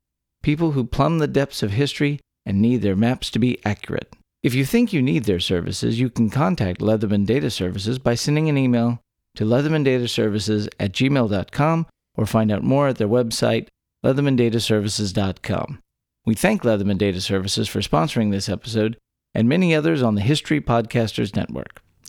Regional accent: Texas, United States; born or raised there

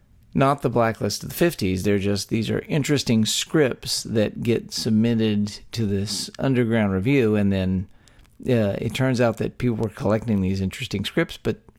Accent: Texas, United States; We're three friends born and raised in the Lone Star State

